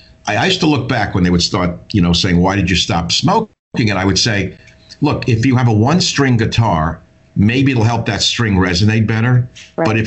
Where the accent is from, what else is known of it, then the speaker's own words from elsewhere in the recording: New York, United States; I grew up in New York.